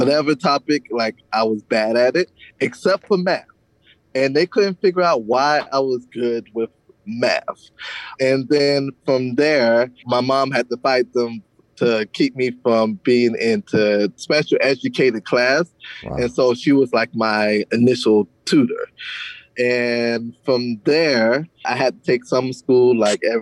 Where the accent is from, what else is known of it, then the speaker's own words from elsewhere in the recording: Savannah, Georgia, United States; also born or lived in Clio, Georgia; I grew up in, it's like a combination of Savannah, Georgia, and a small town called Clio, Georgia